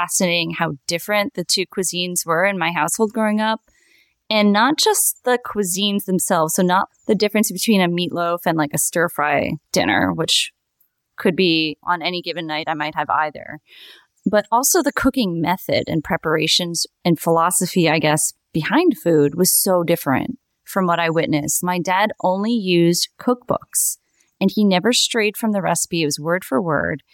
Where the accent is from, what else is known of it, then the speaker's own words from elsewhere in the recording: New Jersey, United States; I grew up in New Jersey